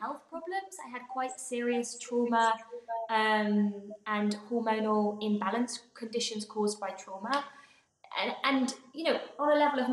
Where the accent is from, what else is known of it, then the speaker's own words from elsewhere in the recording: England, United Kingdom; my home growing up in England